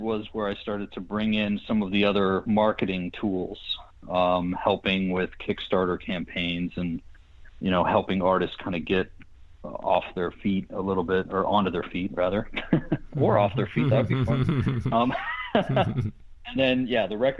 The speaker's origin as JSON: {"language": "English", "town": "Pittsburgh", "region": "Pennsylvania", "country": "United States", "tie": "born or raised there", "also_born_or_lived": "Boston", "moved": "as an adult", "lives_now": "Los Angeles, United States", "said": "when I grew up in Pittsburgh"}